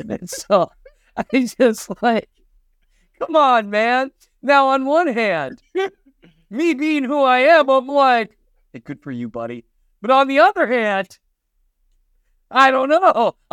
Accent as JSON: {"language": "English", "region": "Northern Minnesota", "country": "United States", "said": "I'm from Northern Minnesota"}